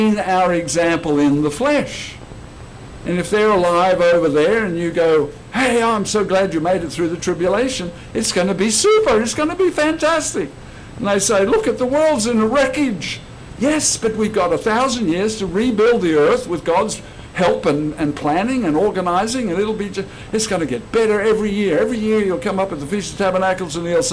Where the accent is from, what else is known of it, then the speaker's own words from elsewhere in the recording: Australia; let me tell you what it was like growing up in Australia